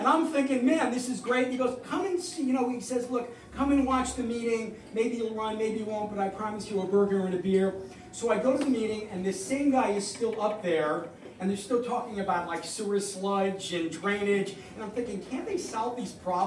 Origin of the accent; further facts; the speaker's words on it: New York, United States; moved away as an adult; now in Flemington, United States; I'm originally from New York